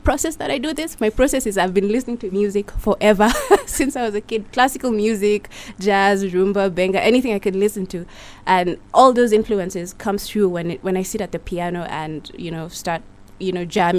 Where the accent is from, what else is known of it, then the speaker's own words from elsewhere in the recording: Nakuru, Nakuru County, Kenya; I was born and raised in Nakuru